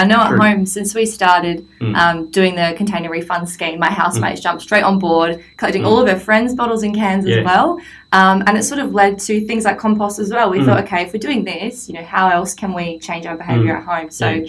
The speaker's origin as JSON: {"language": "English", "town": "Adelaide", "region": "South Australia", "country": "Australia", "tie": "born or raised there", "moved": "yes", "lives_now": "Gold Coast, Australia", "said": "growing up in Adelaide"}